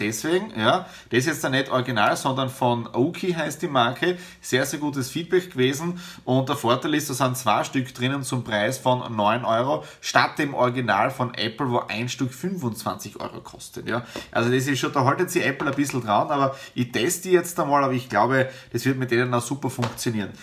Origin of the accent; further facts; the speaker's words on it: Austria; bei uns in Österreich